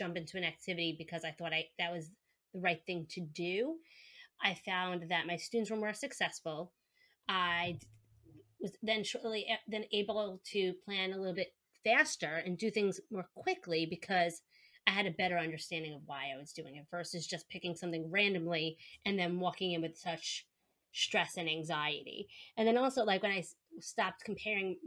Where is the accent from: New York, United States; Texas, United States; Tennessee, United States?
New York, United States; accent: New York; I'm a speech language pathologist from New York, if you can tell from my accent